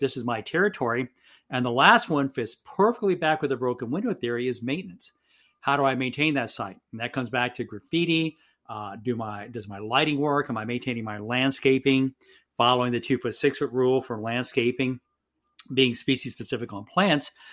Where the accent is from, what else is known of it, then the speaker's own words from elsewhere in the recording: San Benito, Texas, United States; moved away as an adult; also born or lived in Tampa, Florida; I'm actually born and raised in South Texas in a town called San Benito, Texas